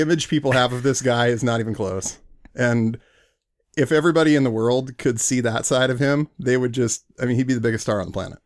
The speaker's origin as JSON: {"language": "English", "town": "Spokane", "region": "Washington", "country": "United States", "tie": "born or raised there", "also_born_or_lived": "Berkeley, California", "moved": "as an adult", "lives_now": "Seattle, United States", "said": "I grew up in Spokane."}